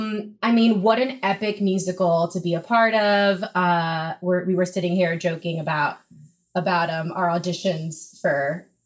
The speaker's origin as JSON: {"language": "English", "country": "Dominican Republic", "said": "Dominicana. Dominicana."}